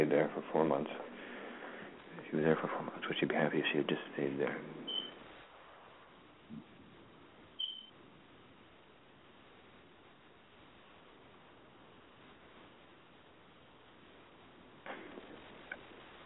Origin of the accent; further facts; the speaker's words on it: Baltimore, Maryland, United States; now in New Orleans, United States; I'm from Baltimore, and they say that in Baltimore